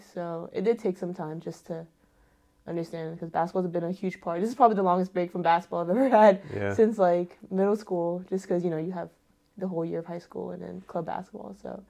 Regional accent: Philippines; just proud of, like, being Filipino, that's something that really stuck with me, is being able to represent my culture, which is, again, representing my family.

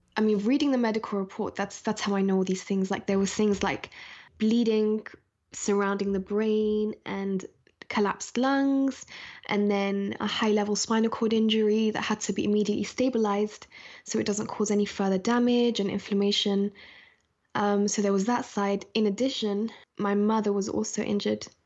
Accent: London, United Kingdom; also born or lived in Scotland; I was born in Scotland and then moved to London, um, at a very young age

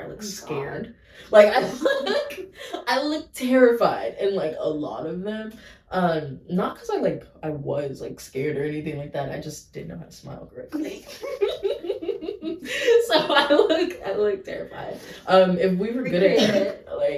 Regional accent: Fort Worth, Texas, United States; also born or lived in White Settlement, Texas; I grew up in Fort Worth

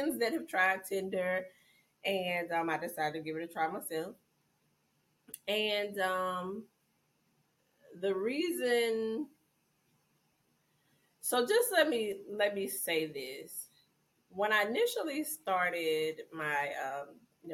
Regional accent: Georgia, United States; moved away; I'm from Georgia.

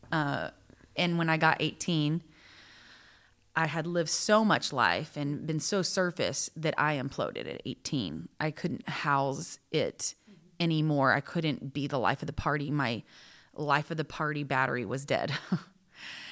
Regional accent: Texas, United States; we're both from Texas

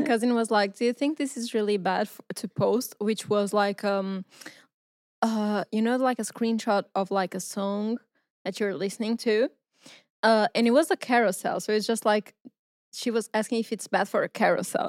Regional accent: Porto, Norte, Portugal; I'm from Portugal, I'm from Porto

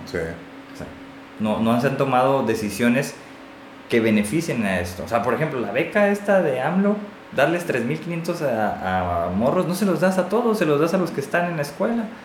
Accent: Mexico; todos somos mexicanos

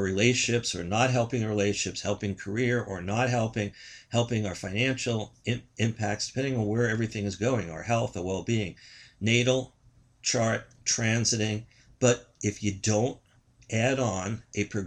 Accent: New York, United States; I'm from New York.

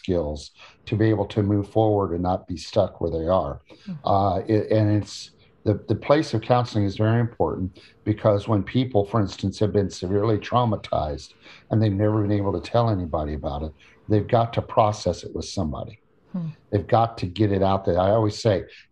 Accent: Illinois, United States; So I grew up in Illinois among cornfields and soybean fields.

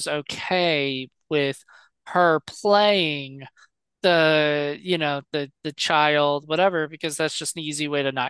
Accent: Virginia, United States; I'm from Virginia

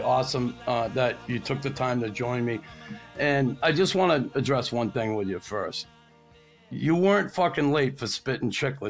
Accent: Boston, Massachusetts, United States; now in Montreal, Canada; when I grew up in Boston

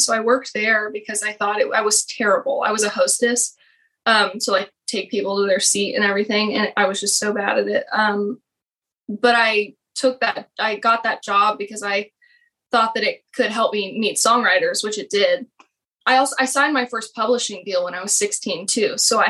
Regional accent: Texas, United States; moved away as an adult; now in Nashville, United States; I live in Nashville, obviously. I was born and raised in Texas. I'm in Fort Worth, Texas right now. It's flat. You can really see the whole entire sky.

